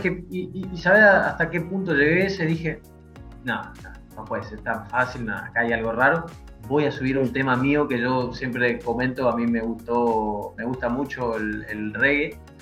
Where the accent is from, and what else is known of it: Argentina